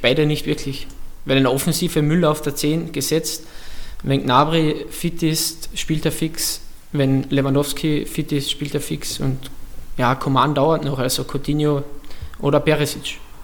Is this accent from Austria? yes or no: yes; Austria; ich komme aus Österreich